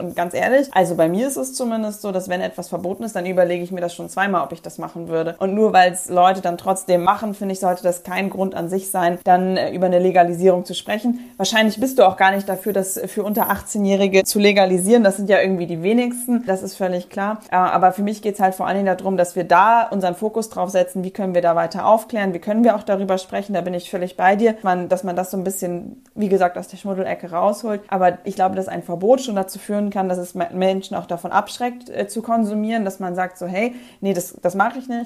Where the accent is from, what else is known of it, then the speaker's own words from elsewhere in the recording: Northern Germany, Germany; Ich komme aus Norddeutschland